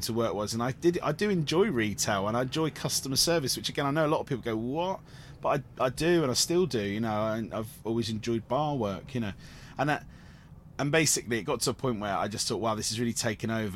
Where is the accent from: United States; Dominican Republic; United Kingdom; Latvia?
United Kingdom; Cornwall, South West England; I grew up in Cornwall with, with theatre companies like Nihai